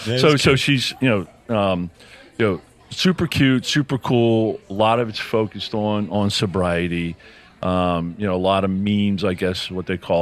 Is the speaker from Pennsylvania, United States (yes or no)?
yes; Philadelphia, Pennsylvania, United States; I'm from Philly. How you doing?